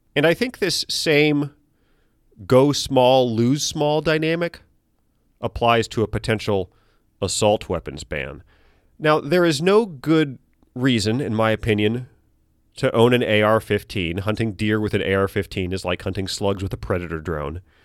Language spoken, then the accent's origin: English; United States; I'm an American.